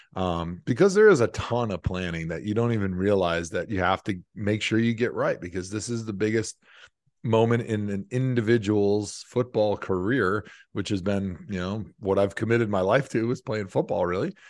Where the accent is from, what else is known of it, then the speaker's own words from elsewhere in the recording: Midwest, United States; like you growing up in the Midwest